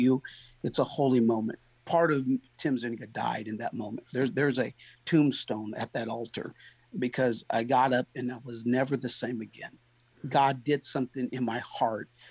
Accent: San Diego, California, United States; now in Goodlettsville, United States; I'm originally from San Diego.

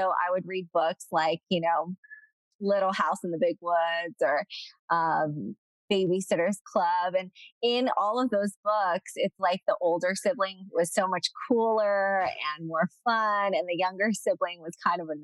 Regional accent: Southern California, United States; moved away as an adult; also born or lived in China / Philadelphia; I was actually born in China and grew up in Southern California

